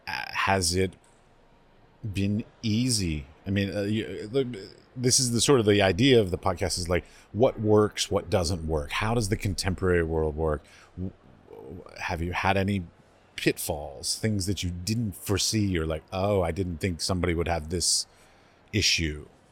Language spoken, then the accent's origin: English; United States; as an ignorant American